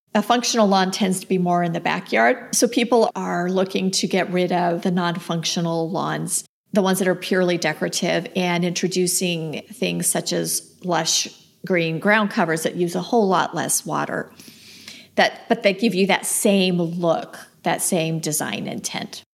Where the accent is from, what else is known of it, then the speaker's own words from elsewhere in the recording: Los Angeles, California, United States; moved away as an adult; now in Phoenix, United States; I grew up in Los Angeles. I didn't move to the desert till I was married.